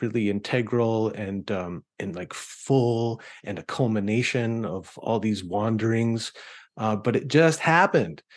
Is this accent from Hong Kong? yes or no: no; Canada; I grew up in Canada with the CBC